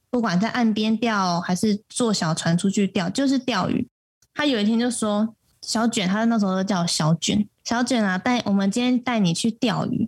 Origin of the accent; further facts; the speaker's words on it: Taipei, Taiwan; moved away as an adult; now in Taitung, Taiwan; 对，我是台北人，但现在算是新台东人。嗯。我把我的户籍迁到台东了